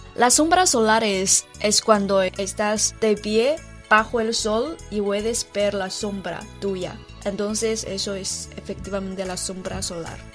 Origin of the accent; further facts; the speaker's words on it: Sichuan, China; Spanish is a second language; moved away; Desde mi pueblo natal, Sichuan.